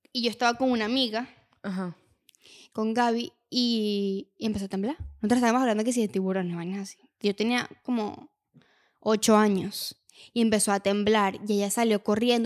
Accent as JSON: {"language": "Spanish", "town": "Valencia", "region": "Carabobo", "country": "Venezuela", "tie": "born or raised there", "said": "yo estuve de pequeña en Valencia"}